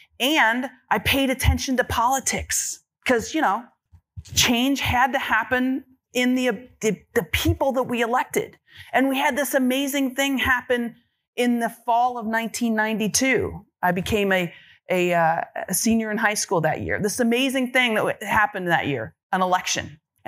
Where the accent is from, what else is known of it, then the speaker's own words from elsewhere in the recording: Kentucky, United States; When I grew up in Kentucky, I wanted to be a fighter pilot since the age of like 10 years old.